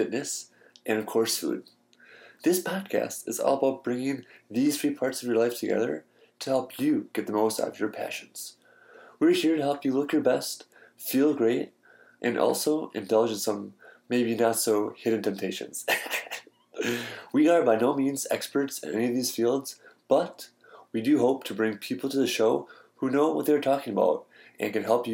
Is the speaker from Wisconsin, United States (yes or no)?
yes; Madison, Wisconsin, United States; I'm from Madison. I spent about 10 years there, so I know it really well